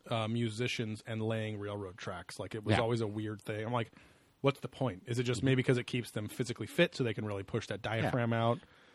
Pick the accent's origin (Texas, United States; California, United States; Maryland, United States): California, United States; Orange County; we grew up in Orange County.